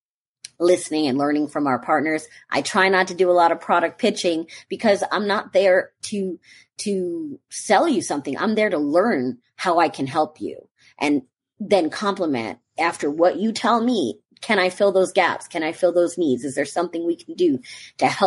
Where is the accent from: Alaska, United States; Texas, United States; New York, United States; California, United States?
New York, United States; also born or lived in North Carolina; now in Florida, United States; I'm a New Yorker originally